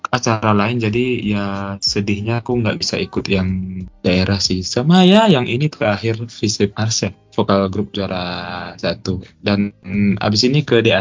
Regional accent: Medan, North Sumatra, Indonesia; kebetulan aku kan dari Medan ya berarti kan provinsinya Sumut jadi itu tingkat provinsi se Sumatera Utara

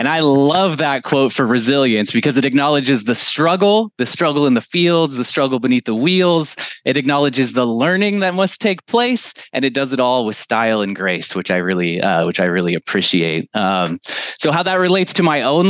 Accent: United States; as an American man

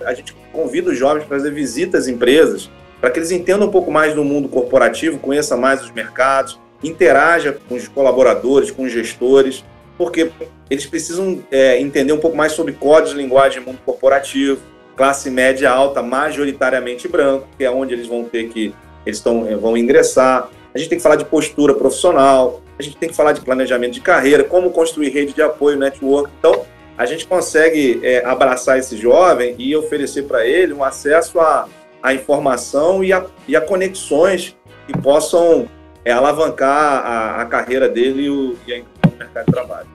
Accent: Duque de Caxias, Rio de Janeiro, Brazil; nasci em Caxias, periferia do Rio de Janeiro. Eu sou aquele típico jovem negro que nasceu numa família pobre, morava lá do lado do valão

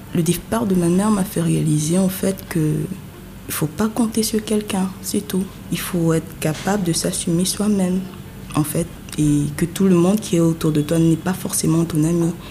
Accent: Yaoundé, Centre, Cameroon; moved away as an adult; now in Douala, Cameroon; je suis née à Yaoundé, j'ai grandi à Yaoundé jusqu'à un certain âge, avant de continuer mes études et tout, et maintenant de m'installer à Douala

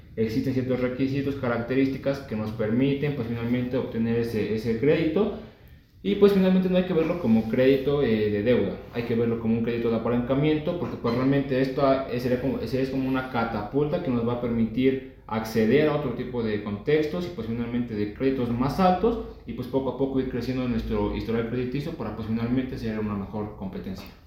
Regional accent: Mexico; pues como mexicano

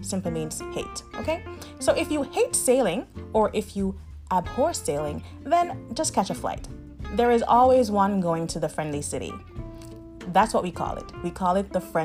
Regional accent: Montego Bay, Saint James, Jamaica; also born or lived in Miami; now in Amsterdam, Netherlands; my hometown of Montego Bay, Jamaica

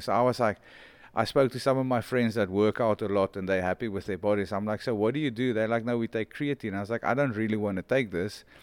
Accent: South Africa; I didn't grow up as a South African. I grew up almost as a world

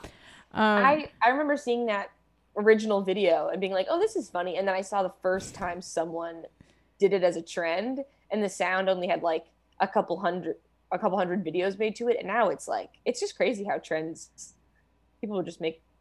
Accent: Florida, United States; I am from Florida.

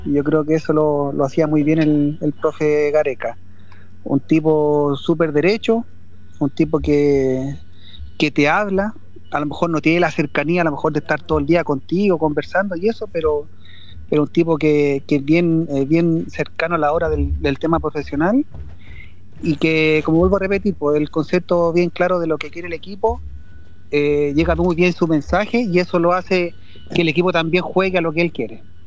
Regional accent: Los Andes, Valparaíso, Chile; yo soy coterráneo, o sea, soy aquí andino, andino destacado, hijo ilustre

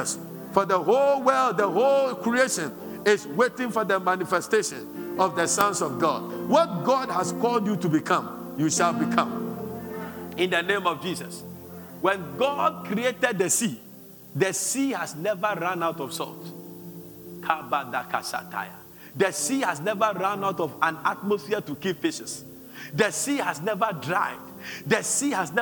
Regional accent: Accra, Greater Accra, Ghana; also born or lived in Sakumono; I was born in Kaneshi.

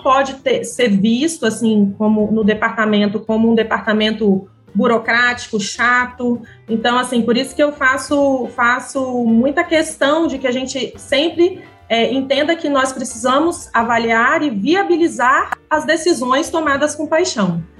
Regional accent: Vitória, Espírito Santo, Brazil; Eu sou de Vitória mesmo

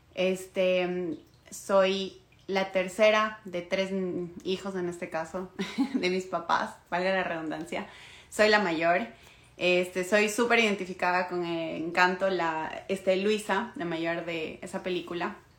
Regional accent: Ecuador; now in Toronto, Canada; soy de Ecuador, vivo en Toronto en este momento

